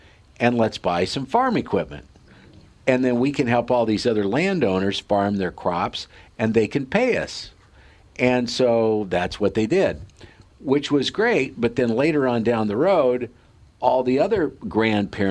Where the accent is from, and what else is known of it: Sidney, Nebraska, United States; born or raised there